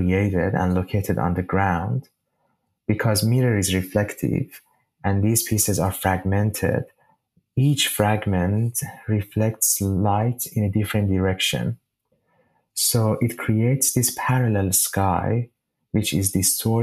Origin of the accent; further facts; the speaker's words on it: Shiraz, Fars, Iran; moved away as an adult; now in Sydney, Australia; the sky of my hometown, Shiraz